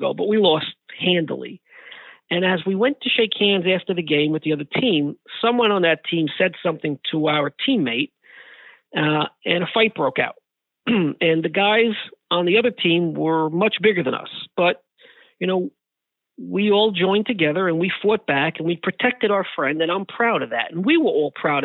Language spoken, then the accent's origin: English; New York City, New York, United States; I grew up in the Bronx in the 1970s and 80s